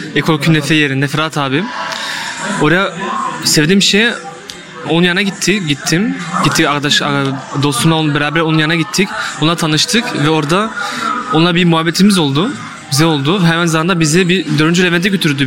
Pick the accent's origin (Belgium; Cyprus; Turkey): Belgium; Liège, Wallonia; Liej'de Belçika'da doğdum.